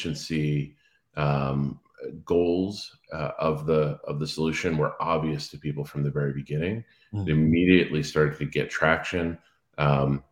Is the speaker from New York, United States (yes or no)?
no; Cape Cod, Massachusetts, United States; moved away; also born or lived in Washington, D.C.; I grew up on Cape Cod